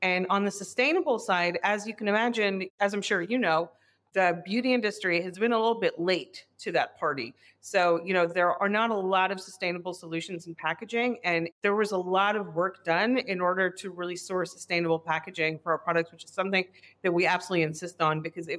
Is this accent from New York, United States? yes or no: yes; New York, United States; also born or lived in Israel / London; I am Israeli American. I grew up partially in Israel and then in New York, and then I lived in London for a few years on my own.